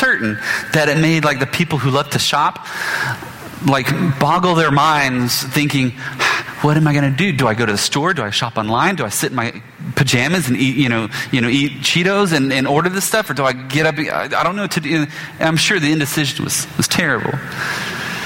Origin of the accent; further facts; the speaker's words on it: Biloxi, Mississippi, United States; when I grew up in Biloxi